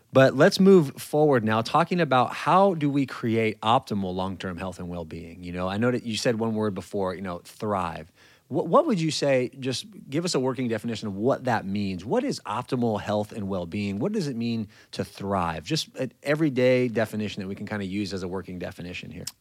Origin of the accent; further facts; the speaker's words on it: California, United States; moved away as an adult; I'm from California